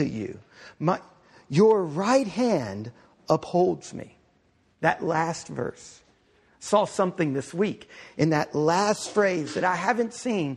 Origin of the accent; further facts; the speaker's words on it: Galveston, Texas, United States; I grew up right outside of Galveston, Texas